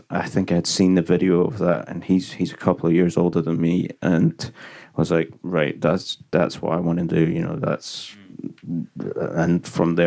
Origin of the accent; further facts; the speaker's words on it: Glasgow, Scotland, United Kingdom; I'm from Glasgow in Scotland